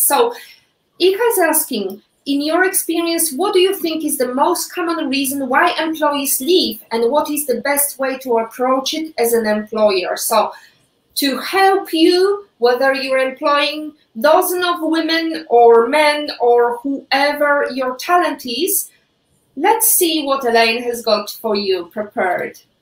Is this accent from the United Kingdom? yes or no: no; Poland; English is a second language; moved away; I'm Polish. I was born and raised in Poland